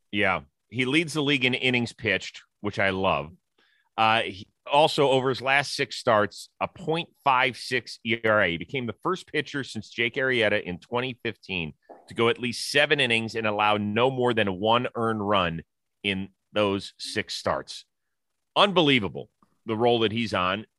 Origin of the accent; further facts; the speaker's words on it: Kansas City, Missouri, United States; my hometown